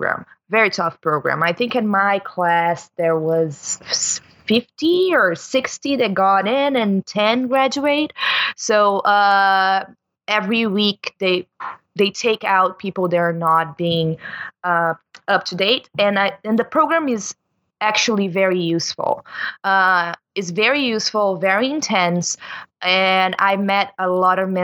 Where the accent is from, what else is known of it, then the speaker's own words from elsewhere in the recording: Rio Grande do Sul, Brazil; English is a second language; moved away as an adult; now in Toronto, Canada; I'm from the south of Brazil. I'm from borderline Argentina. So it's a state called Rio Grande